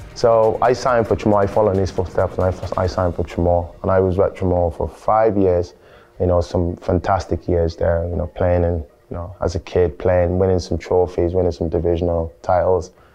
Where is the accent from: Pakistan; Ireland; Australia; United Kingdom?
Ireland; also born or lived in Nigeria; we moved to we moved to Ireland 2000, 2005 December time, and uh, I remember the time my mom told me because my dad works. He was here. He's a nurse, and he got a nice job here. And he wanted to bring us over, you know, give us the opportunity in the education. And uh, I think it was a, uh, it was a strain because obviously I think I was eight at that time